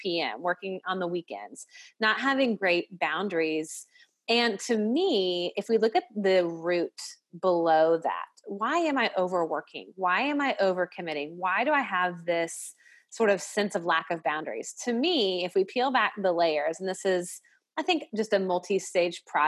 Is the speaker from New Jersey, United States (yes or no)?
no; Nashville, Tennessee, United States; I'm from the South, I'm from Nashville